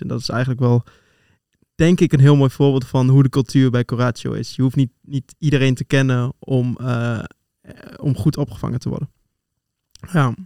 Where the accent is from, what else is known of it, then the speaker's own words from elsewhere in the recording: Twente, Overijssel, Netherlands; moved away as an adult; now in Utrecht, Netherlands; oorspronkelijk kom ik uit Twente, geboren en getogen